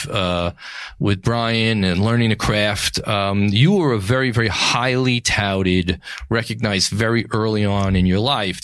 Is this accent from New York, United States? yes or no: yes; New York City, New York, United States; From the Gotham Podcast Studio in the heart of New York City, my hometown, the greatest city in the world